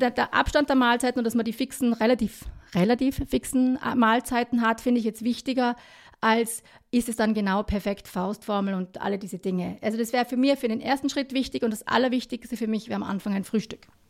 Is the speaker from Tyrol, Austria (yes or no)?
yes; Kitzbühel, Tyrol, Austria; now in Vienna, Austria; Beide ursprünglich aus dem Unterland